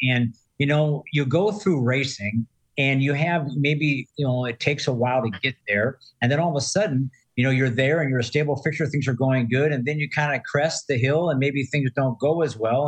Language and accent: English; San Diego, California, United States; moved away; I'm from San Diego, not far from there and originally